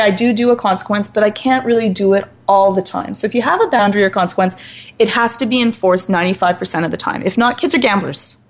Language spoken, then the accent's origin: English; Scotland, United Kingdom; I'm Scottish, so relatively fiery in nature